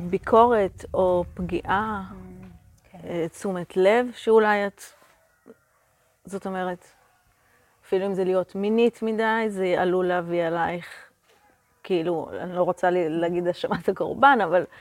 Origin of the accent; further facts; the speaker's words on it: Israel; אני מקיבוץ